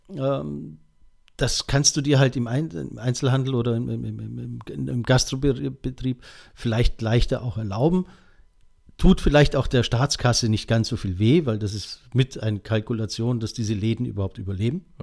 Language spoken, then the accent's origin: German; Bavaria, Germany; grundsätzlich fühle ich mich als Bayer